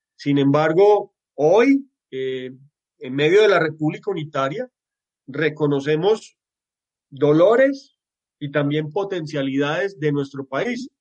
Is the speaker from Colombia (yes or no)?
yes; Antioquia, Colombia; Los antioqueños somos de una manera